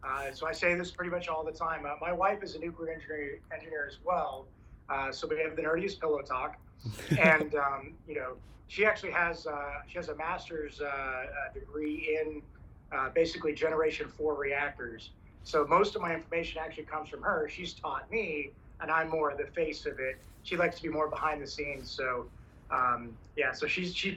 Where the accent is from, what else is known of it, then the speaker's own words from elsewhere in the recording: Oregon, United States; moved away as an adult; I grew up in Oregon